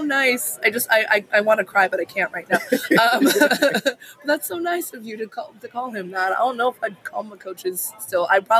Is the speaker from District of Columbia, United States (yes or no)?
no; Manhattan Beach, California, United States; I grew up in Manhattan Beach.